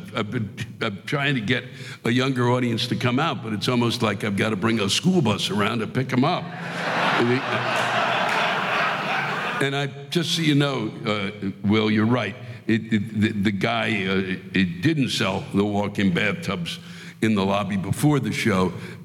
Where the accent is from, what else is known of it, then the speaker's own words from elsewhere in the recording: Hampton Roads, Virginia, United States; I come from Hampton Roads, Virginia, and I'll tell you, they renamed this area Hampton Roads, just so you know. It's really Norfolk, Virginia, and a couple of other small spots